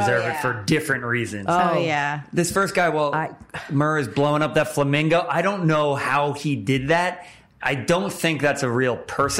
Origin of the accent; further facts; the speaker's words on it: New Jersey, United States; I'm from Jersey as well.